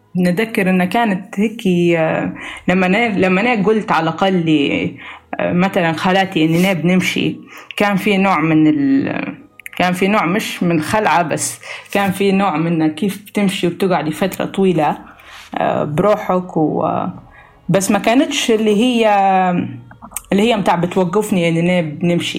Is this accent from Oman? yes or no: no; Libya; العادات والتقاليد الموجودة عندنا في ليبيا